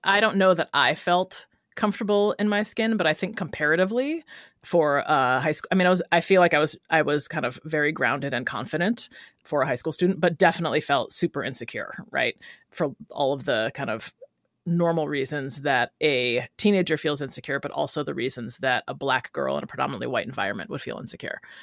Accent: Rochester, New York, United States; moved away as an adult; also born or lived in Brooklyn, New York; now in Oakland, United States; Originally from Rochester, New York, and then I lived in Brooklyn for seven years before I came to Oakland.

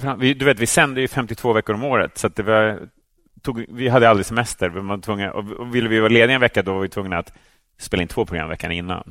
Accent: Täby, Stockholm County, Sweden; i medelklassförorten Täby där jag växte upp

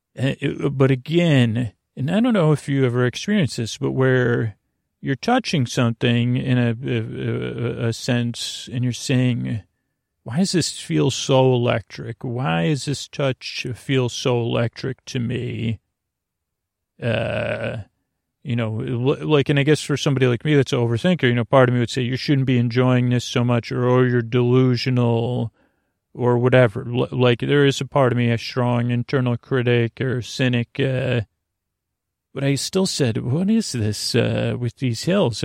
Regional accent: Syracuse, New York, United States; moved away; for someone from Syracuse

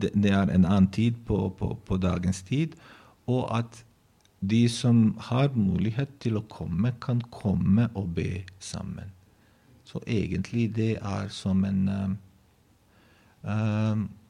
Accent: Bosnia & Herzegovina; Norwegian is a second language; moved away as an adult; now in Norway; jeg, vokste opp jeg, jeg ble født i Bosnia og Herzegovina, tidligere Jugoslavia

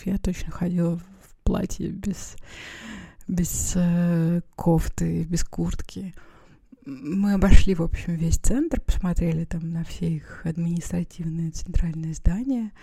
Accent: Perm, Perm Krai, Russia; moved away; в детстве, в Перми были эти магазины

